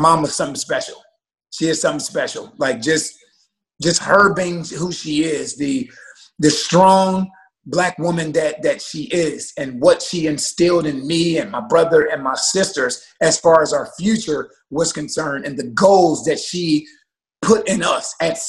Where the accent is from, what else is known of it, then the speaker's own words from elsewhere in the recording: Columbus, Ohio, United States; I grew up in the inner city of Columbus, Ohio, a block away from the projects